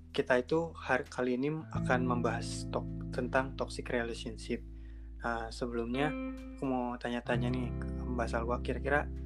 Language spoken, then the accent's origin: Indonesian; Bandung, West Java, Indonesia; now in Malang, Indonesia; aku berasal dari Bandung dan aku sekarang mahasiswa semester 5 Win Maulana Malik Ibrahim Malang.